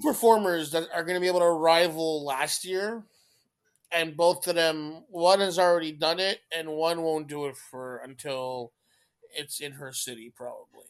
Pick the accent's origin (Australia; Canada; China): Canada; I'm Canadian